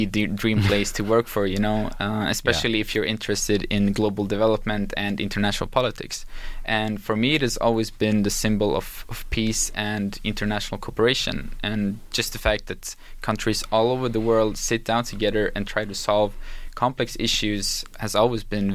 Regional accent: Helsingborg, Skåne, Sweden; I was born and raised in Helsingborg, which is a small city in the south part of Sweden

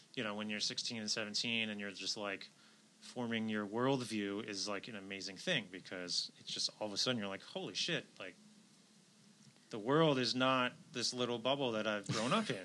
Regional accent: outside New York City, United States; I grew up outside New York City

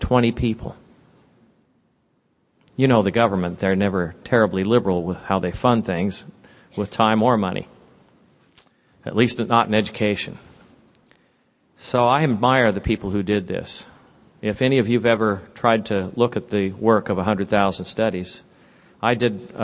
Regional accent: Sunnyvale, California, United States; moved away; also born or lived in Santa Clara / Cupertino; I grew up in California. I was telling Liz over breakfast that I went to school in Sunnyvale and Santa Clara.

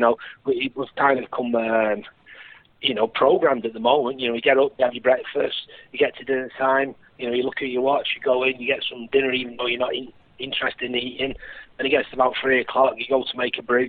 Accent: Oldham, North West England, United Kingdom; In my hometown team, I was a season ticket holder at Oldham.

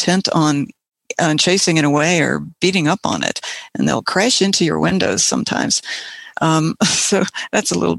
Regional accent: West Virginia, United States; Um, I'm from West Virginia, and I'll be playing uh, several birds from a collection of uh, Birds from West Virginia CDs that I have.

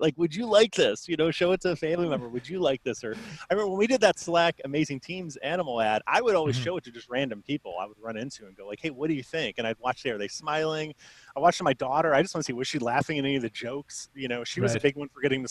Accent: Chicago, Illinois, United States; I grew up in Chicago, so I'm Bulls, Bears fan

